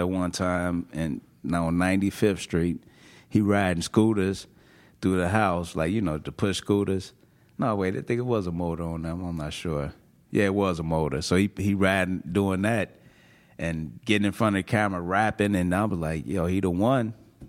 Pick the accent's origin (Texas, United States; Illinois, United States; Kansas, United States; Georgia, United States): Illinois, United States; Chicago; born or raised there